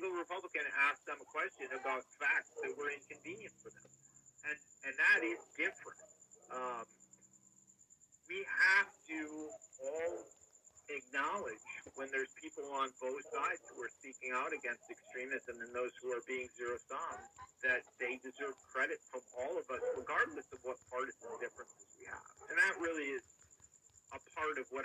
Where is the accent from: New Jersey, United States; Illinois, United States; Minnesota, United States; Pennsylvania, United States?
Minnesota, United States; Minneapolis; I grew up in Minneapolis, St. Paul.